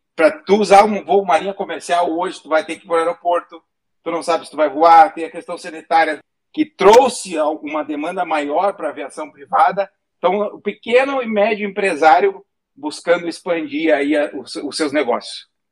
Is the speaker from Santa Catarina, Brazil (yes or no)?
no; Rio Grande do Sul, Brazil; moved away as an adult; now in United States; A gente fala guri porque somos gaúchos